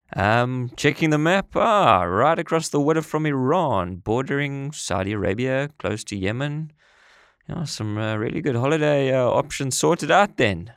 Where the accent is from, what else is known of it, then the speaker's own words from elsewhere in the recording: South Africa; moved away as an adult; also born or lived in United Kingdom / Middle East; We're both originally from South Africa. I'm sure you can tell by the accents.